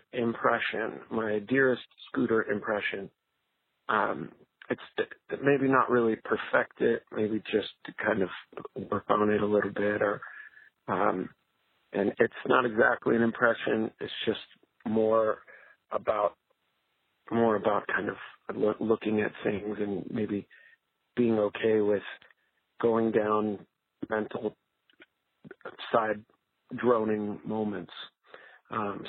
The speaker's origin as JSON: {"language": "English", "country": "Canada", "moved": "yes", "lives_now": "Anaheim, United States", "said": "I am originally from Canada, and now I live in Anaheim, California."}